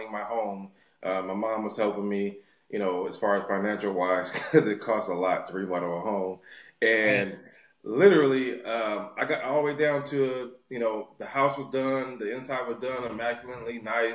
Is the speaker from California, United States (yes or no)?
yes; Los Angeles, California, United States; LA native, born and raised here in South Central Los Angeles